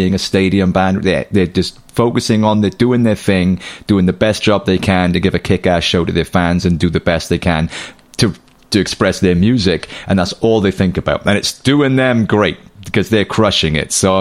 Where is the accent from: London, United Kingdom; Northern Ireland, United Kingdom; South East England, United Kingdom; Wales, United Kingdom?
Wales, United Kingdom; Cardiff; Cardiff, that's my hometown.